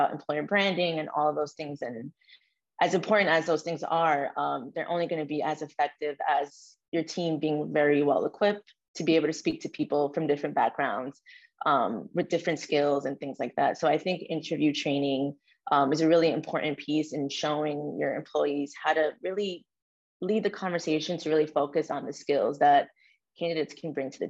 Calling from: New York City, New York, United States; I am calling in from New York City. I'm currently in Manhattan, but I reside in Brooklyn, New York

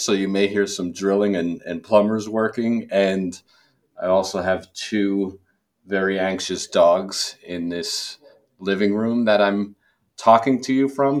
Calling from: New Jersey, United States; I'm calling in from my home in sunny New Jersey.

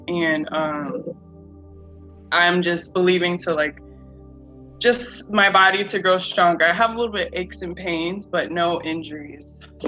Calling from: Florida, United States; I live in Florida.

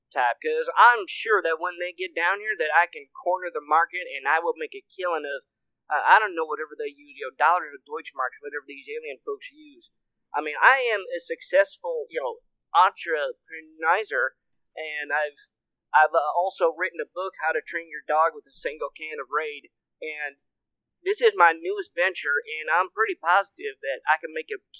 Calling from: Gary, Indiana, United States; I'm calling from Gary, Indiana.

